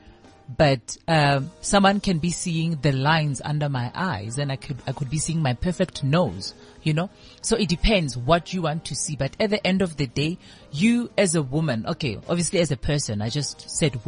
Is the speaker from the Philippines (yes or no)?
no; Seshego, Limpopo, South Africa; I grew up in Seshego.